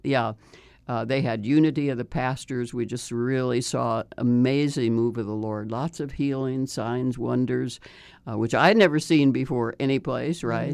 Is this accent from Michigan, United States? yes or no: no; Chicago, Illinois, United States; I grew up in Chicago